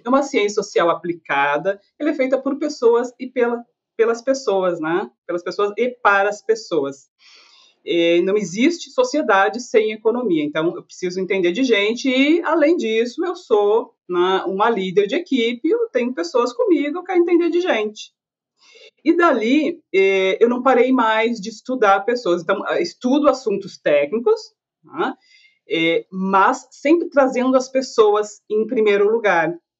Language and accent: Portuguese; Canoas, Rio Grande do Sul, Brazil; also born or lived in Porto Alegre; eu sou de Canoas, que é uma cidade da região metropolitana de Porto Alegre